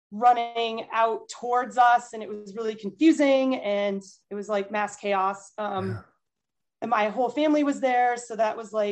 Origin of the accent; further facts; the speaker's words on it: Boston, Massachusetts, United States; my 50th one, I wanted to do as Boston Marathon in my hometown.